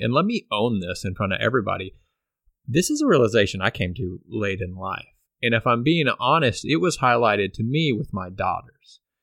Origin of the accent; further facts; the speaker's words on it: Pflugerville, Texas, United States; moved away; Pflugerville, Texas, which is a suburb of Austin, Texas, where we all grew up.